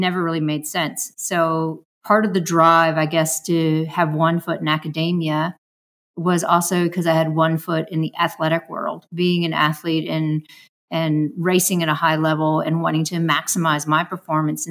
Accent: San Francisco, California, United States; growing up in San Francisco

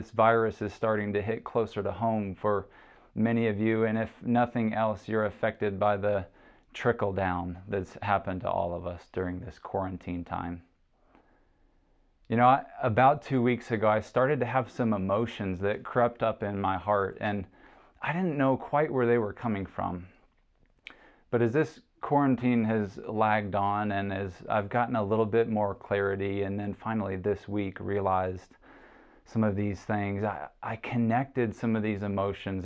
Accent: Chattanooga, Tennessee, United States; moved away; my hometown in Chattanooga, Tennessee

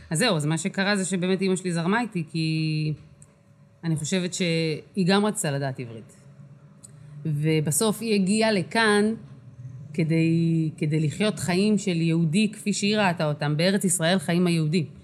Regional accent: Kiryat Arba, West Bank, Palestine; זאת אומרת, אני גדלתי בקריית ארבע, אז המוזיקה שהכרתי זה הייתה באמת

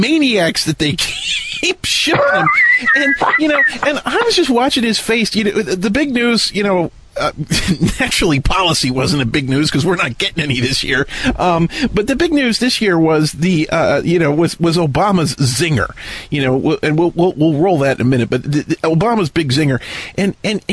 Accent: United States; this American

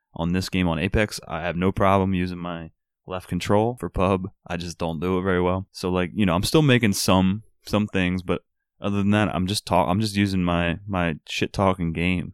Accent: Philadelphia, Pennsylvania, United States; growing up in Philly

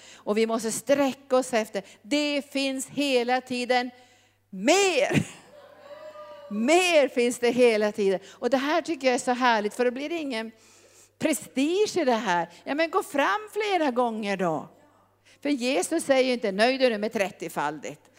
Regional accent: Norrbotten County, Sweden; also born or lived in Brazzaville, Republic of the Congo; jag kom ju från Norrbotten

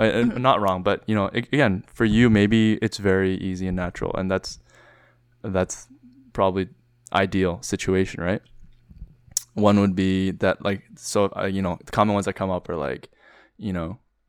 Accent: Vancouver, British Columbia, Canada; born there; Like I was born in Vancouver and I've been back though, unlike you.

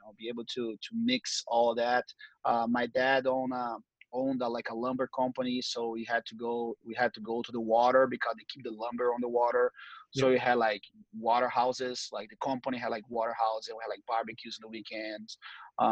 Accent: Brazil; English is a second language; moved away as an adult; growing up in Brazil

